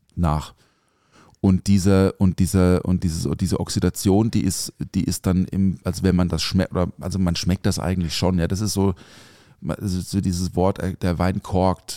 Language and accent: German; village near Offenburg, Baden-Württemberg, Germany; now in Mannheim, Germany; ich bin ja auf dem Dorf aufgewachsen also jetzt nicht so mega ländlich. Also Offenburg ist jetzt kein Dorf. Also das Dorf neben Offenburg äh, ist schon ein Dorf